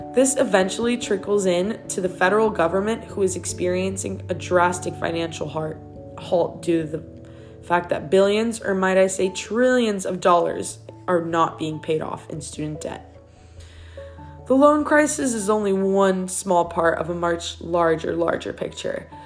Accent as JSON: {"language": "English", "town": "Miami", "region": "Florida", "country": "United States", "tie": "born or raised there", "also_born_or_lived": "Odessa, Ukraine", "moved": "as an adult", "said": "I was born and raised in Miami, Florida"}